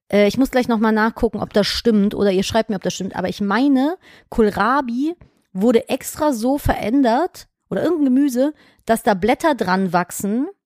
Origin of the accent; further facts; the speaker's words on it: London, United Kingdom; Ja, zufällig und ich komme auch aus London.